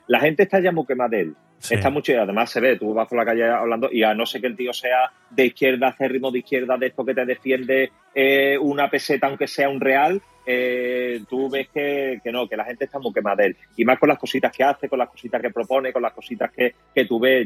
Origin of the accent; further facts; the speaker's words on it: Spain; lo que nos cuesta a los españoles